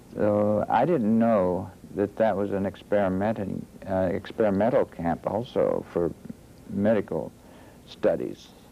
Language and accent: English; Youngstown, Ohio, United States; I was born in Youngstown, Ohio, northeast Ohio here